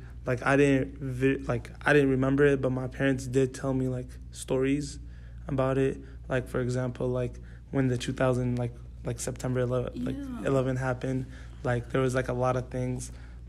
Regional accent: Atlanta, Georgia, United States; also born or lived in Dallas, United States / Saudi Arabia; So I was born in Dallas. I lived there for 2 years, the first 2 years of my life. Then I came here to Atlanta, Georgia. I stayed here when I was 6, and then I moved to Saudi for 10 years.

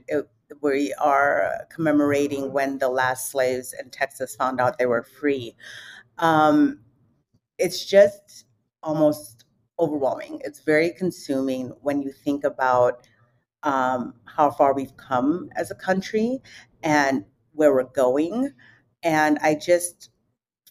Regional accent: London, United Kingdom; now in United States; I was actually born and raised in London.

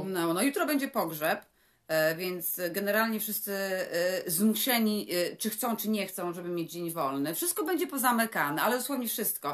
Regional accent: Poland; My jesteśmy z Polski

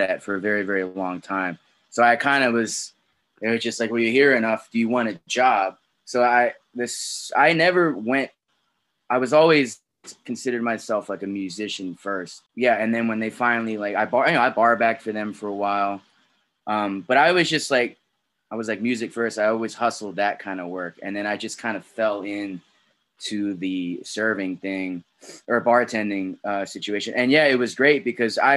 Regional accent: North Carolina, United States; moved away; I grew up in North Carolina

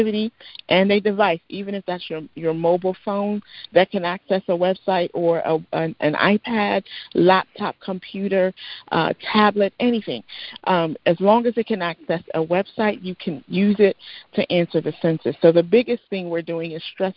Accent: United States; I am of Nigerian descent. I was born here, but I am of Nigerian descent

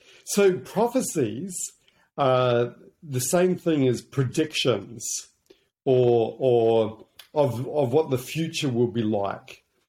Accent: Hong Kong; also born or lived in New Zealand; that's one of the beautiful things about growing up in Hong Kong. It's a really global city. But yeah, from there, I came back to New Zealand, where my grandparents were.

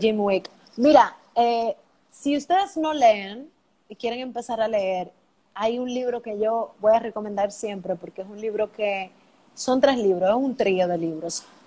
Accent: Dominican Republic; Mi, país es lo máximo

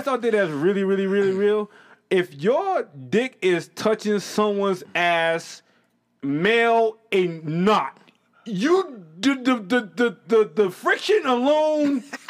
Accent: New England, United States; accent: New England; Listen, I'm from the Northeast, and I have a New England accent.

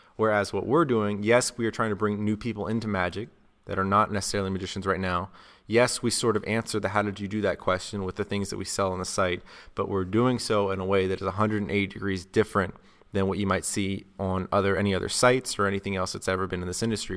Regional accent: South Carolina, United States; now in Las Vegas, United States; I'm from South Carolina, so I'm not used to this cold weather. Right now, I live in Vegas

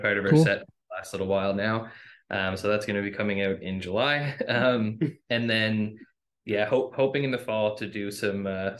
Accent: Neils Harbour, Nova Scotia, Canada; I'm from Neal's Harbor, which is like a half an hour away from Inganish

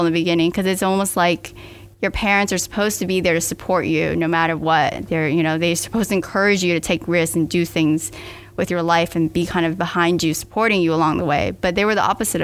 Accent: Miami, Florida, United States; I was born and raised in Miami.

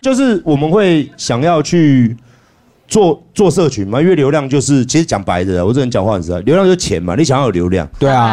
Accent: Taiwan; 我们台湾人

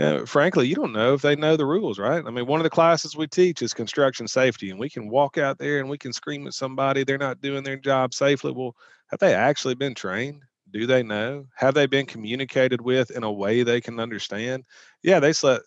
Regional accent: Southeast, United States; I grew up in the Southeast local church

